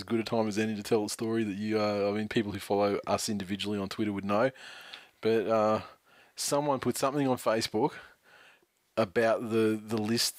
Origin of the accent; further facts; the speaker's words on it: New Zealand; It's funny, a couple of people have made comments, oh, you know, blah, blah, blah, but I'm from New Zealand.